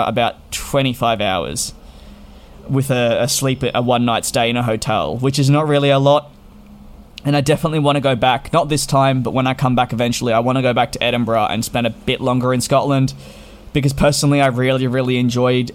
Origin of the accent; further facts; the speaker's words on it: Melbourne, Victoria, Australia; I come from Melbourne